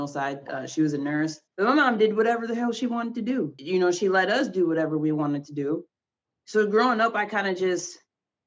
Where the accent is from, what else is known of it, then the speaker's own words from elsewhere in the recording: Minneapolis, Minnesota, United States; also born or lived in Iowa; I'm from Iowa, but I grew up in Minneapolis, went to school in Minneapolis.